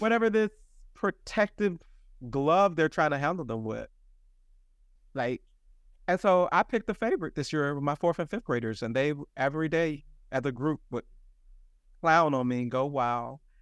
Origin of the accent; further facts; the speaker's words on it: the South, United States; now in New York, United States; I'm really from the South